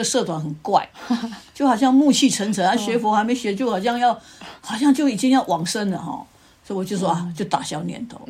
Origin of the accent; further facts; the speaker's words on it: Yilan, Yilan County, Taiwan; Chinese is a second language; moved away; 我们从小住在宜兰嘛